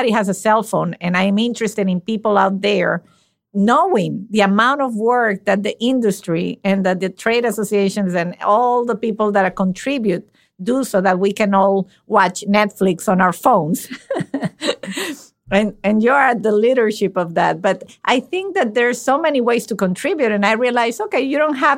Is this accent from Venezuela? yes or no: yes; Venezuela; moved away; I was born and raised in Venezuela.